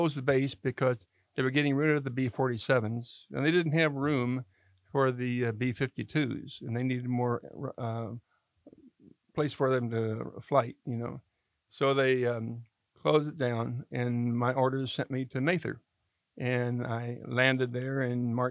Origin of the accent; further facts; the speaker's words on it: Jeffersonville, Indiana, United States; moved away as an adult; now in Rancho Cordova, United States; I grew up in Indiana, in Jeffersonville, Indiana